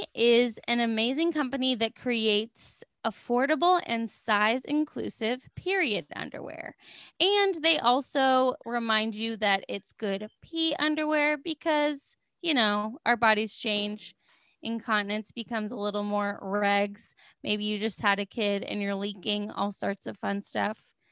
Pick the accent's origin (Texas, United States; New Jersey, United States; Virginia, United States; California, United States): California, United States; And I was like, I'm from California.